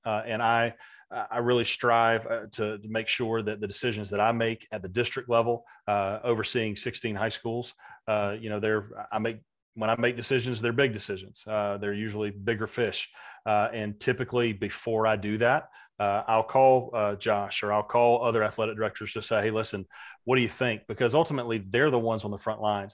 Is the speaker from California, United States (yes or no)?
no; Valdosta, Georgia, United States; a kid growing up in Valdosta, Georgia in the mid-eighties